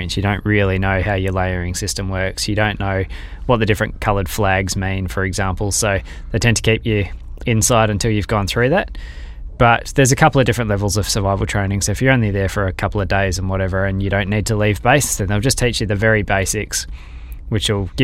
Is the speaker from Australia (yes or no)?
yes; Perth, Western Australia, Australia; coming from Perth, growing up in Western Australia